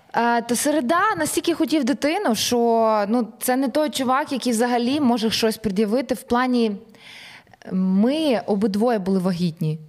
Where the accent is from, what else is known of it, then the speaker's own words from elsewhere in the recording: Ukraine; ми з України, ми артисти